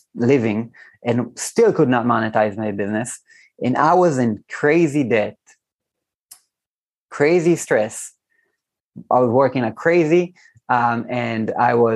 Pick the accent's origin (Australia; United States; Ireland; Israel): Israel; here in Israel, I'm from Israel